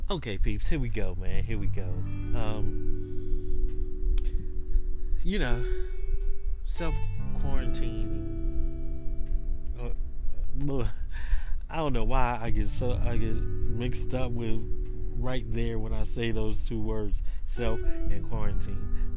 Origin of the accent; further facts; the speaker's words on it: Atlanta, Georgia, United States; When I was growing up in Atlanta, you know, um, the neighborhood that I lived